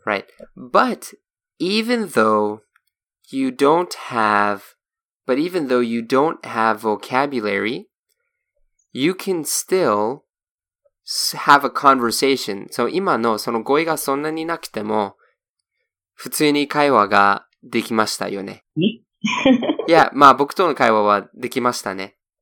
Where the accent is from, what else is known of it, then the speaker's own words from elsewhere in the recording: Boston, Massachusetts, United States; moved away; also born or lived in Germany; I'm born in Germany, but I'm from Boston